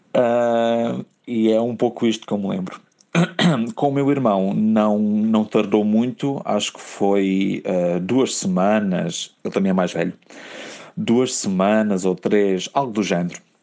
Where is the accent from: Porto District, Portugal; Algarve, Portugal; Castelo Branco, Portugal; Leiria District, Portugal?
Algarve, Portugal; now in Lisbon, Portugal; eu sou algarvio